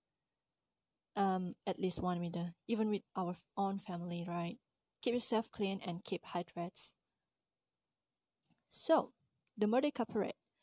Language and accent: English; Malaysia; As a Malaysian